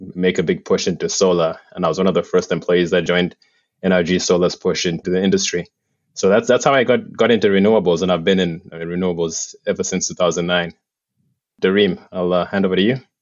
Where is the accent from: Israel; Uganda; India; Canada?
Uganda; moved away as an adult; now in United States; I'm originally from Uganda